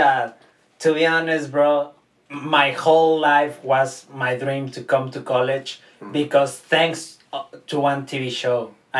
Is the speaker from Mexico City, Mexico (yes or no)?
no; Guadalajara, Jalisco, Mexico; English is a second language; now in United States; I'm from Mexico, Guadalajara, Mexico. I'm 21 years old. Happy to be here in the US, my first year being legal